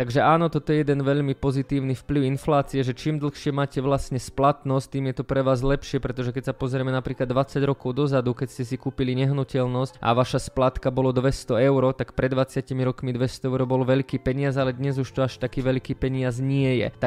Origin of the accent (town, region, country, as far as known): Slovakia